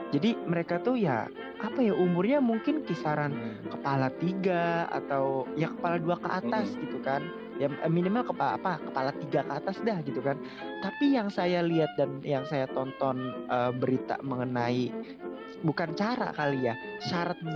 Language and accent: Indonesian; Java, Indonesia; born there; saya lahir di Jawa, saya lahir di Indonesia yang notabene banyak banget kebudayaan yang harus kita jaga